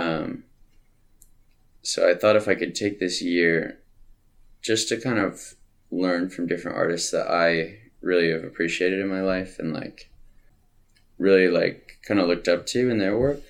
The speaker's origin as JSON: {"language": "English", "town": "Tacoma", "region": "Washington", "country": "United States", "tie": "born or raised there", "also_born_or_lived": "Montana / California", "said": "I lived most of my life in Tacoma. Mm-hmm. Uh, I was born in Montana, and I lived in California for a little bit"}